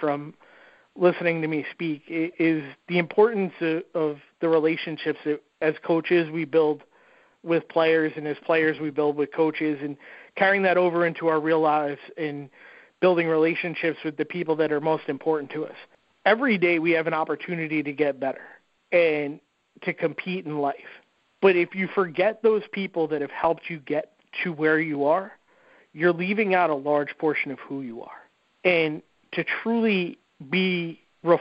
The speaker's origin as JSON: {"language": "English", "area": "Rockland County", "region": "New York", "country": "United States", "tie": "born or raised there", "said": "growing up in Rockland County, about an hour from West Point"}